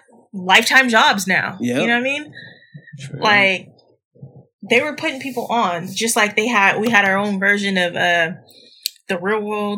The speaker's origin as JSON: {"language": "English", "region": "California", "country": "United States", "tie": "born or raised there", "said": "my family's from the South. So my grandmother always wanted me to go to Tuskegee. Mm-hmm. But, you know, you're growing up in California. You got a California state of mind. You're a California girl."}